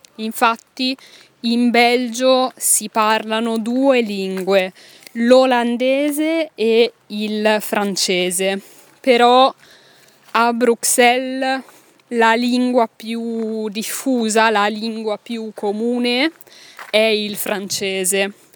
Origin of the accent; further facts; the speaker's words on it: Italy; moved away as an adult; io ero una giovane insegnante italiana che doveva parlare in francese